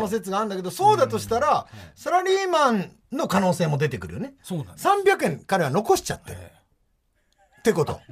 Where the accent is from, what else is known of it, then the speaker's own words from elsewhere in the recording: Fukui, Japan; now in Tokyo, Japan; 福井県で同郷で